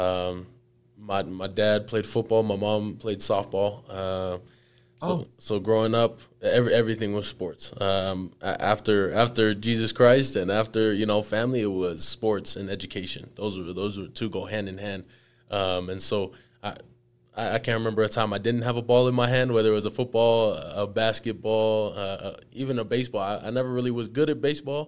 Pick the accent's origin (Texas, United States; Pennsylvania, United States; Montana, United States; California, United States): California, United States; Chino Hills; also born or lived in Mission Viejo, California; I grew up in the Inland Empire of California, originally in Chino Hills